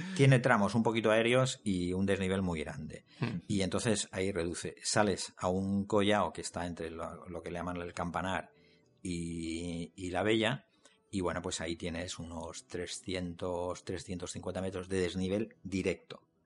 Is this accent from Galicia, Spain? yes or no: no; Elche, Valencian Community, Spain; now in Crevillente, Spain; yo no soy de Creviente, soy de Elche